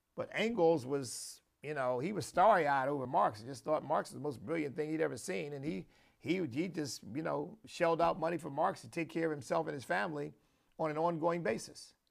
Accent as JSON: {"language": "English", "country": "United States", "said": "proud as a patriot and, and proud as an American."}